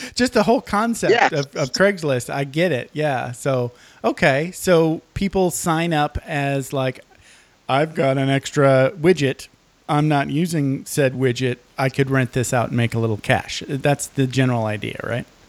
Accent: Michigan, United States; I grew up in Michigan

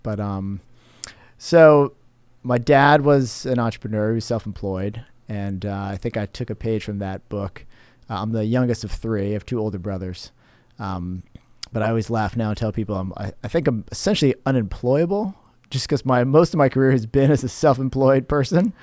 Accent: Cape Coral, Florida, United States; also born or lived in New Jersey / Tampa; now in St. Petersburg, United States; childhood years growing up in Cape Coral, went to Cape Elementary, Cape High

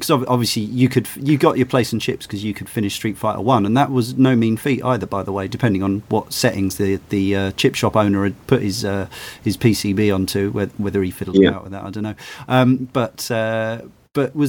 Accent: Brighton, South East England, United Kingdom; I come from Brighton myself

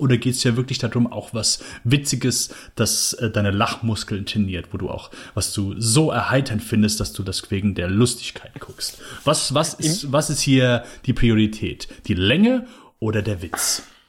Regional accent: Germany; mein Mutterland

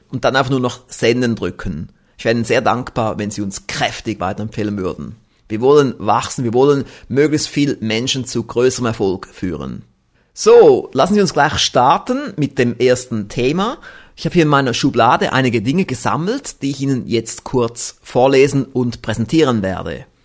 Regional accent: Switzerland; Ja, Herr Professor Knoblauch, solche Sachen höre ich doch gerne als Schweizer mit einem Schweizer Unternehmen.

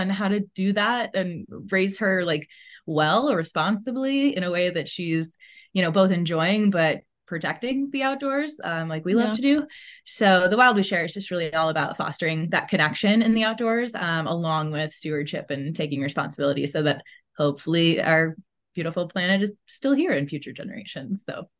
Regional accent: Midwest, United States; also born or lived in Chicago; I grew up in the Midwest, though, and I lived in Chicago for a decade prior to moving here with my family. So Midwesterner pretty much through and through

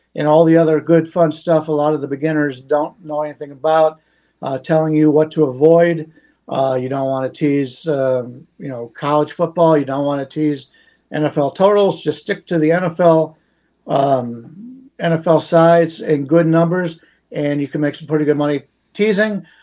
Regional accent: Cleveland, Ohio, United States; now in Las Vegas, United States; I grew up in Cleveland. I now live in Vegas

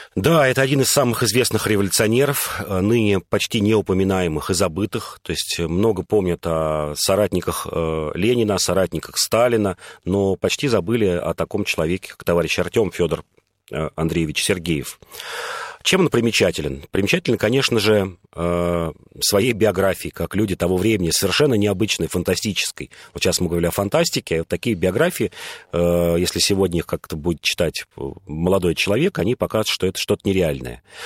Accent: Moscow, Russia; я москвич, и нам, и мы тут многие москвичи

